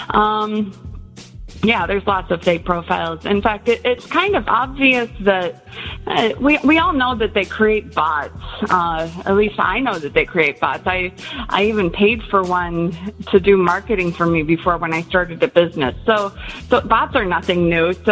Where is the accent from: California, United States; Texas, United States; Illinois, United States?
Illinois, United States; born there; moved away; also born or lived in South Korea; I was born in Illinois. My parents moved around quite a bit when I was a kid, and we ended up in Korea when I was in high school